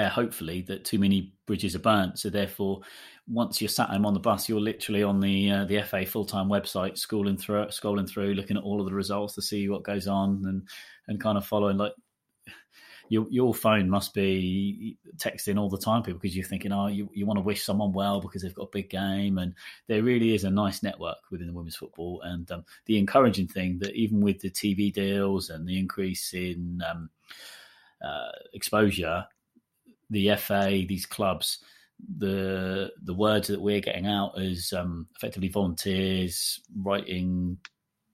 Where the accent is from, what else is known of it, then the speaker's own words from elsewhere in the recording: Portsmouth, South East England, United Kingdom; I'm from Portsmouth